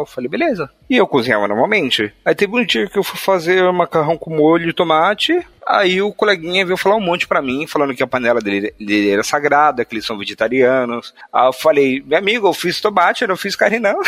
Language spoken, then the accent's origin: Portuguese; Northeast Region, Brazil; accent: Nordestino (Northeastern Brazilian); first language Portuguese; meus pais são nordestinos, né? Meu pai é de Recife, minha mãe é da Bahia, e eu tenho um sotaque nordestino